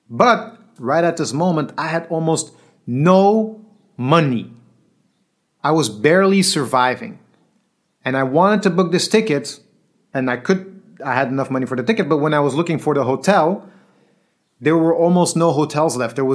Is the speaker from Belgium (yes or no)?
yes; Belgium; English is a second language; I'm from Belgium. I just gave my last money to pay the bill.